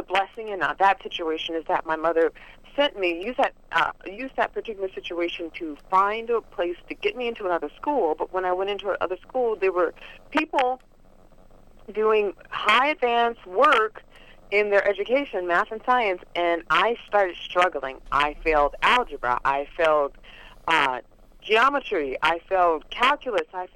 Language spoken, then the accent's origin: English; Los Angeles, California, United States; Growing up in South Central Los Angeles was not the easiest thing